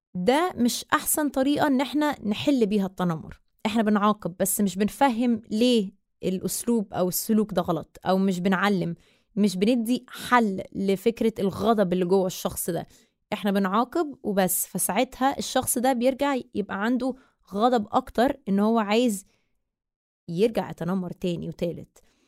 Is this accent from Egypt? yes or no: yes; Egypt; أنا مصرية أه، من أم من الجبل الأسود باباي مصري ومامتي من مونتينيجرو